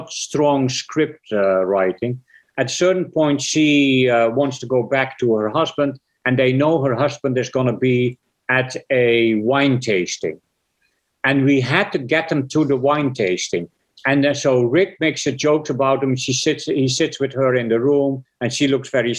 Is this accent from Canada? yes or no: no; Netherlands; moved away as an adult; I was born in Holland, so I made my first six features before I was 33. I made six features in Holland